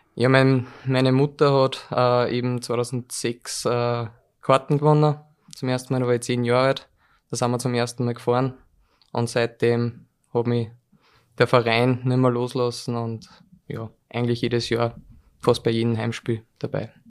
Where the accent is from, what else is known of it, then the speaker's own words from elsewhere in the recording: Molln, Upper Austria, Austria; ich komme aus Mollen, das ist relativ südlich